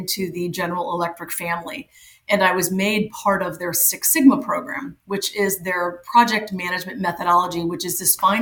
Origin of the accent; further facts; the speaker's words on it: Cottonwood Point, Missouri, United States; So I was actually born in a ridiculously small town in Missouri, population 21, to be very specific. I am from a little town called Cottonwood Point, Missouri.